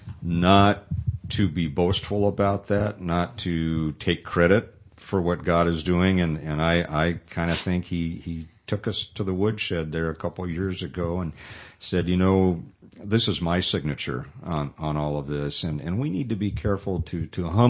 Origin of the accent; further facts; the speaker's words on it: Southern California, United States; also born or lived in Sacramento; now in Modesto, United States; I'm from Southern California originally